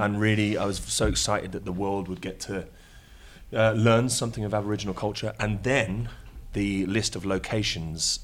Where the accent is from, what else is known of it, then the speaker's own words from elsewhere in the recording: United Kingdom; I am British, obviously. I haven't got the Australian accent